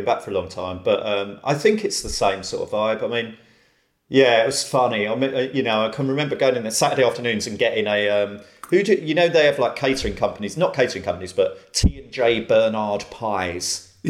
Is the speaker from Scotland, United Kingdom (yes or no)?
no; Romford, London, United Kingdom; Romford, and there was one pub there that me and all my mates went to called the Golden Lion.